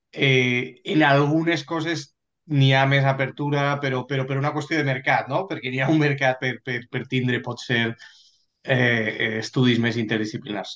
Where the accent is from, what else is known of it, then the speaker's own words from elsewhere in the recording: Valencia, Valencian Community, Spain; moved away as an adult; also born or lived in London, United Kingdom; now in United Kingdom; soc de València eh, i he nascut a València, he estudiat a València fins a l'universitat, que me'n vaig vindre a UK